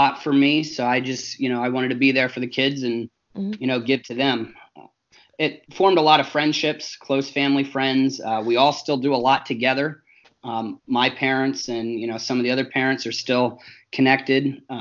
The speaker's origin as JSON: {"language": "English", "town": "Schuylkill Haven", "region": "Pennsylvania", "country": "United States", "tie": "born or raised there", "said": "I grew up in Schuylkill Haven, Pennsylvania"}